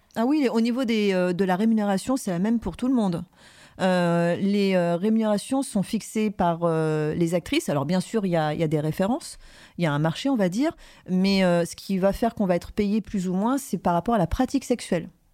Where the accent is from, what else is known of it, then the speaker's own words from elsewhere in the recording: Paris, Île-de-France, France; je venais de Paris